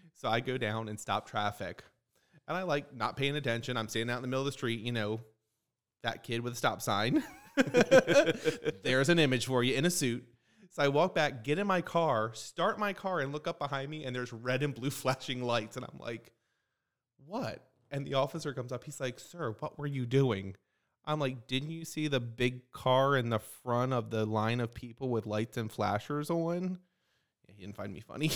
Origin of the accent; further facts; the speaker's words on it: Maryland, United States; now in Fort Myers, United States; I'm from Maryland. I say libraries